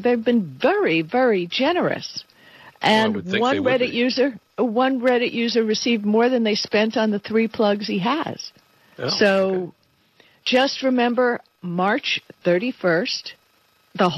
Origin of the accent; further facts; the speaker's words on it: Miami Beach, Florida, United States; moved away; I grew up on Miami Beach